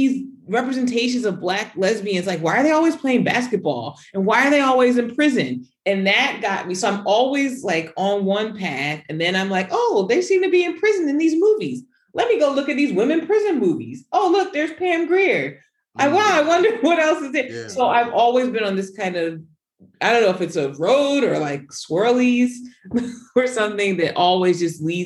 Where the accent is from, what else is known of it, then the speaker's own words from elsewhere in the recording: Newark, New Jersey, United States; moved away as an adult; also born or lived in New Hampshire; I'm from Newark, New Jersey